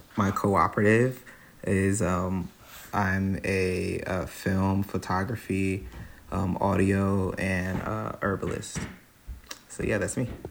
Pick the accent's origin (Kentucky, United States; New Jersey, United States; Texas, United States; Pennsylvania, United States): New Jersey, United States; Trenton; moved away as an adult; now in Hudson Valley, United States; I'm from Trenton, New Jersey